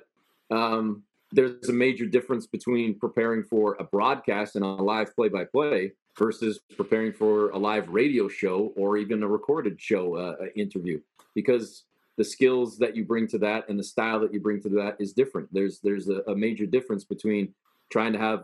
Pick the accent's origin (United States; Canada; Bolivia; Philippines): Canada; I was born and raised in Canada